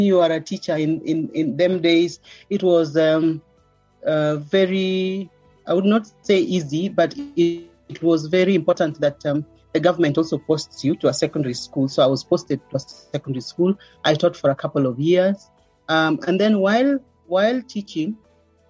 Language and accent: English; Kericho, Kericho County, Kenya; I was born in Kericho, so a lot of my early childhood years were spent in Kericho.